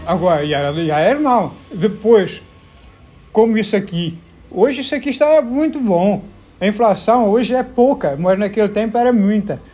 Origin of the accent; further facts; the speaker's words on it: Portugal; moved away as an adult; now in Brazil; quando eu saí de Portugal com 20 anos, 22 anos